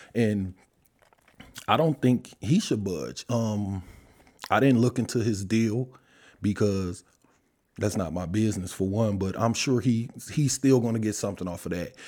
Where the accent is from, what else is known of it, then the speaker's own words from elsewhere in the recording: Detroit, Michigan, United States; I'm from Detroit